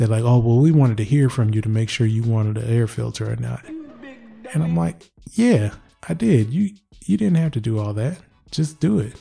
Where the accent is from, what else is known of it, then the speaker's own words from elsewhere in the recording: Michigan, United States; I am from Michigan. Yes, that is the Motor City right around where I'm at.